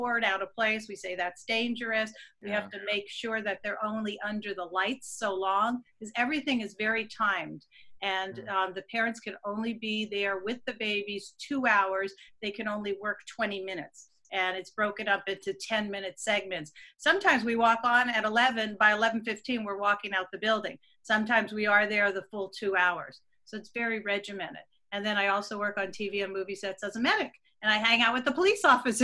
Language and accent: English; Pennsylvania, United States; moved away; also born or lived in New Jersey / New York; growing up in Pennsylvania